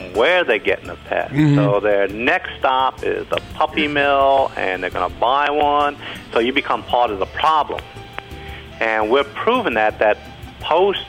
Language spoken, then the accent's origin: English; Kentucky, United States; moved away as an adult; also born or lived in New York; I'm from Kentucky, and after I went to school for accounting, I went to New York